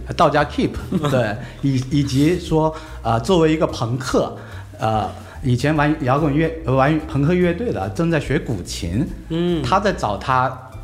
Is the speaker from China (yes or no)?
yes; Guangdong, China; 我是广东人